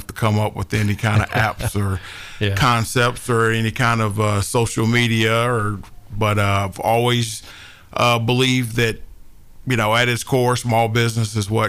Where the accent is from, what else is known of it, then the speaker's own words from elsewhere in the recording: Williamson County, Tennessee, United States; also born or lived in Philadelphia / New Orleans; I'm a Tennessee native, born and raised in Williamson County